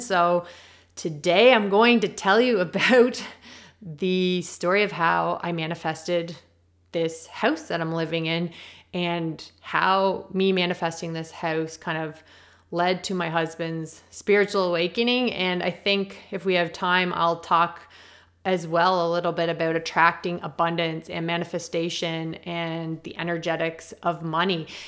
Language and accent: English; Prince Edward Island, Canada; I'm from Prince Edward Island and we're known for our potatoes